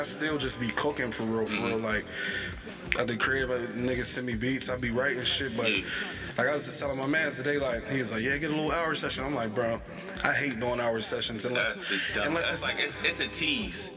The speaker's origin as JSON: {"language": "English", "town": "Braddock", "region": "Pennsylvania", "country": "United States", "tie": "born or raised there", "said": "I'm from Braddock"}